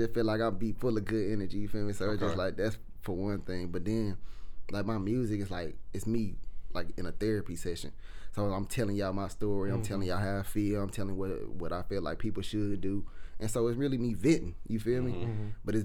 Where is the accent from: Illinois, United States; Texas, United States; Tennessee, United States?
Tennessee, United States; Memphis; I grew up in that type of environment.